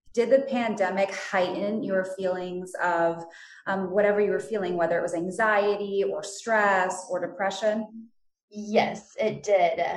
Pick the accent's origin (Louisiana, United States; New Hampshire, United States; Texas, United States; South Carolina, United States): Texas, United States; Houston; I'm from Houston, Texas